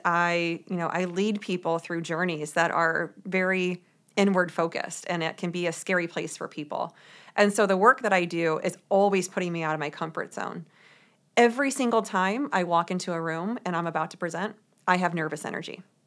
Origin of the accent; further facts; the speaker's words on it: St. Louis, Missouri, United States; moved away as an adult; also born or lived in New York City; I grew up in Saint Louis, Missouri